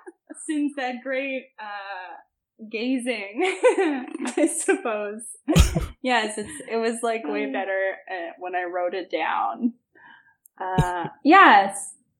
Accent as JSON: {"language": "English", "region": "Manitoba", "country": "Canada", "tie": "born or raised there", "moved": "as an adult", "said": "I grew up Mennonite in Manitoba, southern Manitoba. I moved across to the east coast of Canada when I was 20"}